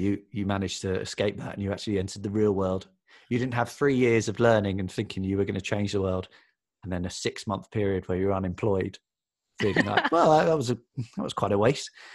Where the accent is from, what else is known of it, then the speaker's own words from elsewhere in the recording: Watford, East of England, United Kingdom; also born or lived in South London; now in London, United Kingdom; I was born in Watford, though now I live in South London.